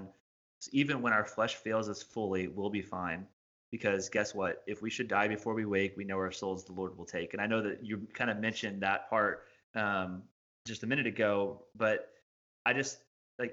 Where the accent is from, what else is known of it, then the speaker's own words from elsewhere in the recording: Indiana, United States; moved away as an adult; now in Bowling Green, United States; I'm from Indiana, which is where we moved from